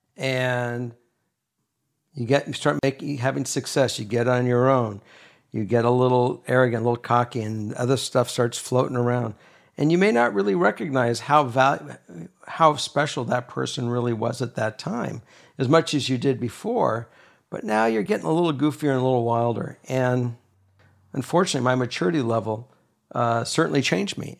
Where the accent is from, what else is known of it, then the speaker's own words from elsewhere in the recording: Los Angeles, California, United States; moved away as an adult; also born or lived in Minnesota / Kentucky; And I grew up in Los Angeles. Now I'm back in L